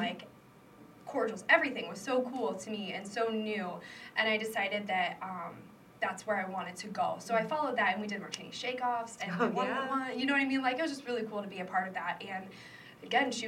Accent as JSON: {"language": "English", "town": "Davenport", "region": "Iowa", "country": "United States", "tie": "born or raised there", "also_born_or_lived": "Macomb, Illinois", "said": "I was born in Davenport"}